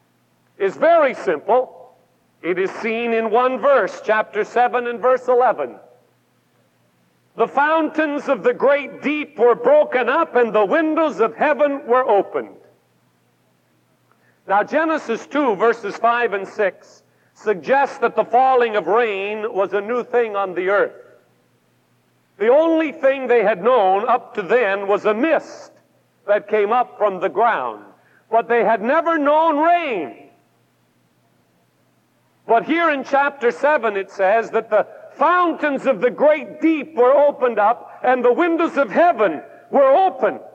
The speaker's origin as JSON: {"language": "English", "region": "Pacific Northwest", "country": "United States", "said": "I come from the Pacific Northwest"}